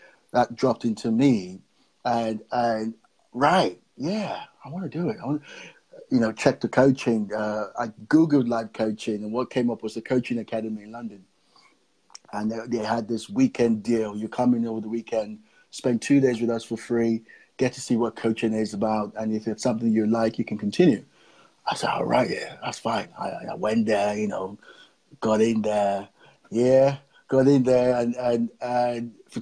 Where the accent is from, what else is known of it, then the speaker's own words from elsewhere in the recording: Nigeria; also born or lived in Fareham, Gosport area, United Kingdom; now in Gosport, United Kingdom; I'm originally from Nigeria, and I'm based here in the UK.